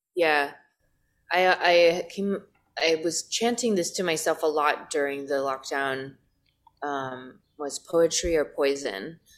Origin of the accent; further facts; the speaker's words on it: Los Angeles, California, United States; I'm from Los Angeles